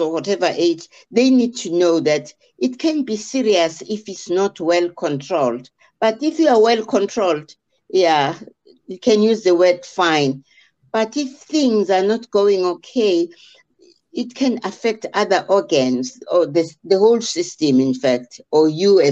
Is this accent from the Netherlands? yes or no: no; South Africa; English is a second language; I'm from South Africa